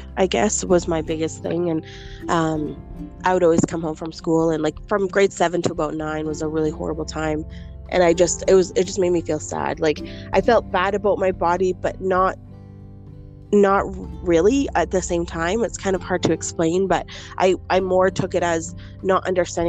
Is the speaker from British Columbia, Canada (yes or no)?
no; Calgary, Alberta, Canada; also born or lived in Moncton, New Brunswick; I was born in Moncton, New Brunswick, but I was raised in Calgary, Alberta. I came here at a very small age